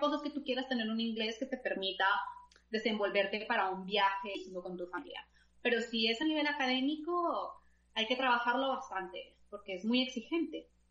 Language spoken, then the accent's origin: Spanish; Colombia; moved away as an adult; now in Belgium; nací en Colombia, como has dicho, eh, realicé pues allí toda mi formación